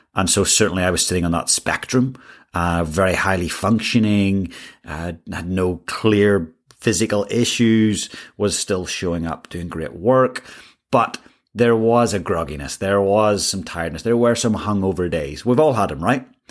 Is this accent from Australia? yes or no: no; Ireland; moved away; I grew up in Ireland